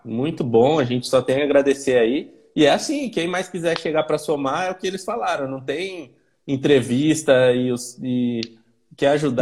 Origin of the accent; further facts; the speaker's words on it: Campinas, São Paulo, Brazil; quem é de Campinas, sou eu